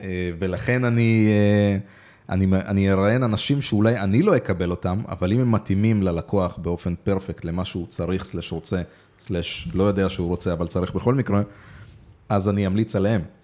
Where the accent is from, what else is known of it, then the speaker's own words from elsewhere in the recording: Israel; also born or lived in Moldova; עליתי לארץ, לא נולדתי פה, אבל אה, עליתי בגיל יחסית צעיר, בשבע